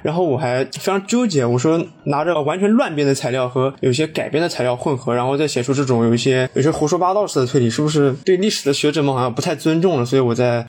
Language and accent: Chinese; China; 因为我是中国人，我在中国念书